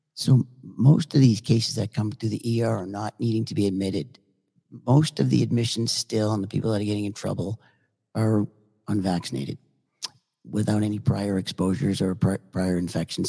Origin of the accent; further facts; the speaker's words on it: Boston, Massachusetts, United States; now in Naples, United States; I grew up in Boston